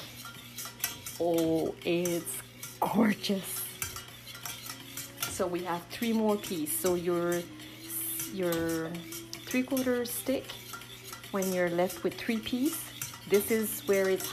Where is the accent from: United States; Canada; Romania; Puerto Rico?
Canada; the Maritimes; now in Charlo, Canada; I'm originally from the Maritimes, and right now I live in Charlotte